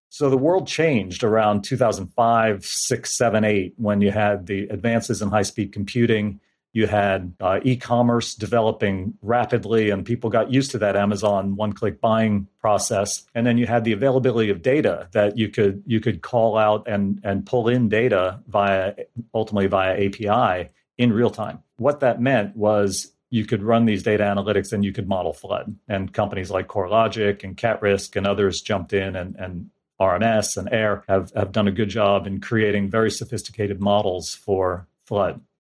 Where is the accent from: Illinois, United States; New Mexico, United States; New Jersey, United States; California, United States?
New Jersey, United States; moved away as an adult; also born or lived in Tennessee; I grew up in New Jersey